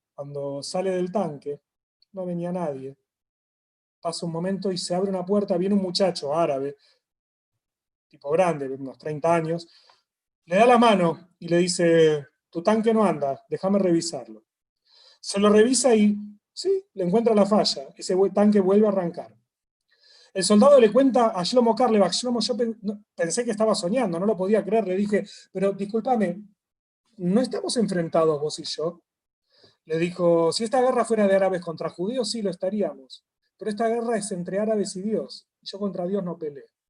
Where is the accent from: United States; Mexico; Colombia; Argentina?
Argentina; somos de Argentina